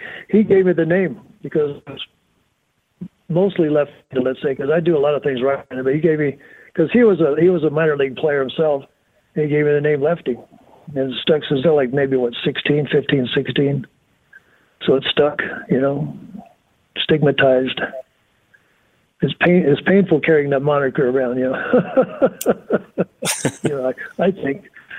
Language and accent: English; North Miami, Florida, United States; I was from North Miami, so I was a pool boy in the summer.